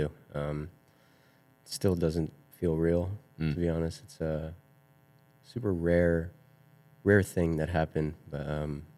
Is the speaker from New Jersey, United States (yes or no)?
yes; New Jersey, United States; I am 24. I'm from New Jersey.